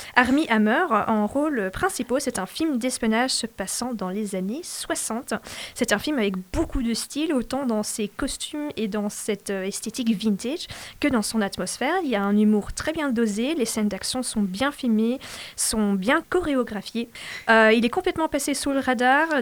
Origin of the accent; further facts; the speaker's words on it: Belgium; je suis à moitié euh, flamande, à moitié francophone.